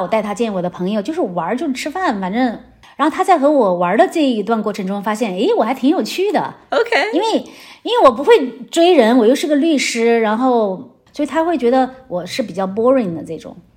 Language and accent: Chinese; China; moved away as an adult; also born or lived in Chengdu / Silicon Valley; now in United States; 我是中国人